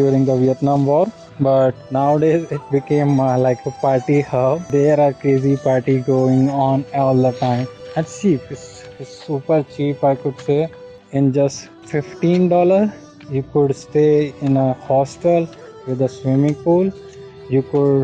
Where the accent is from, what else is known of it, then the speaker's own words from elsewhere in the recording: Haridwar, Uttarakhand, India; I am a rider from Haridwar.